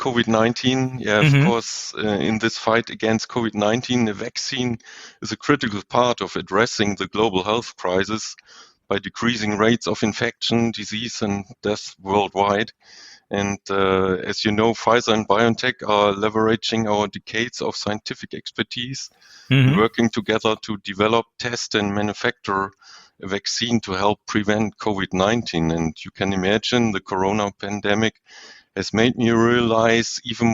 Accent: Northern Germany, Germany; English is a second language; now in Freiburg, Germany; I grew up in the north of Germany

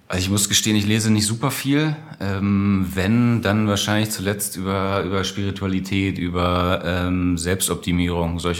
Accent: Lower Saxony, Germany; In Niedersachsen, äh, wo ich herkomme, Hannover die Ecke, ähm, im SV Eime.

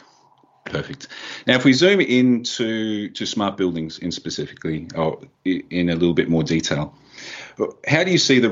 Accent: Australia; I'm actually Australian.

